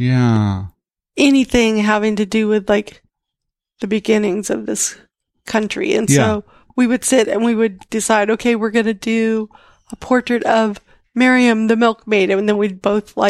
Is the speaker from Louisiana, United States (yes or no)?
no; Minnesota, United States; moved away as an adult; also born or lived in Iowa; growing up in Minnesota from age 10 on